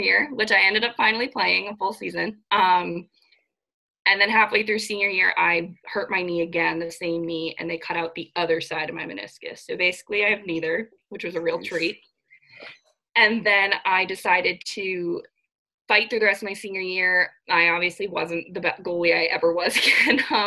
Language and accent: English; Scarborough, Maine, United States; also born or lived in Fairfield, Connecticut; I am from Scarborough, Maine, which is the greater Portland area